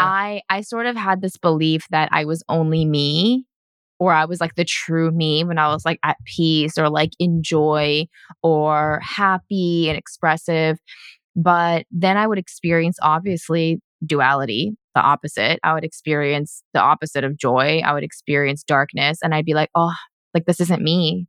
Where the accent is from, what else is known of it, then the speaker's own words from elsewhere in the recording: United States; moved away as an adult; now in Vancouver, Canada; coming down here back to my hometown